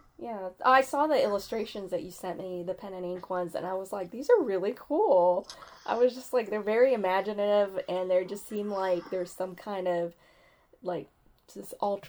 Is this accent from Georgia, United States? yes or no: no; Idaho, United States; I grew up in Idaho